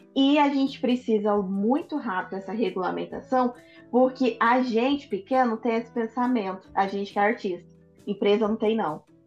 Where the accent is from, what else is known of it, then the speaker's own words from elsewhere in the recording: Brazil; sou brasileira